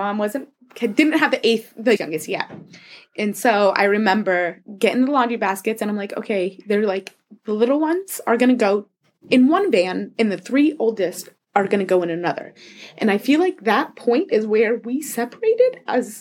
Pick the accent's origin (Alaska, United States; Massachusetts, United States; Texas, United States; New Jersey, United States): Alaska, United States; Anchorage; I was born and raised here in Alaska. I've been here my whole life. Grew up in Anchorage, mainly.